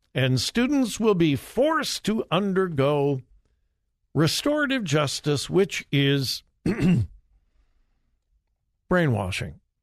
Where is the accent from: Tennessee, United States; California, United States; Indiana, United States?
California, United States; Southern; I grew up in Southern California.